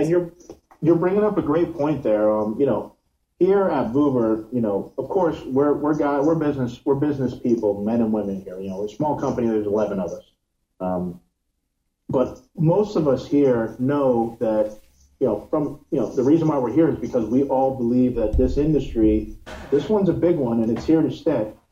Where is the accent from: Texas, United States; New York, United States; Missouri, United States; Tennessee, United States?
New York, United States; now in Miami, United States; I'm from New York, but I live in Miami